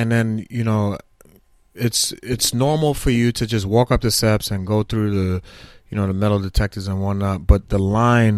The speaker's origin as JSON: {"language": "English", "town": "New York City", "region": "New York", "country": "United States", "tie": "born or raised there", "also_born_or_lived": "Brooklyn", "said": "I for all my adult life, my teenage life, I grew up in Staten Island"}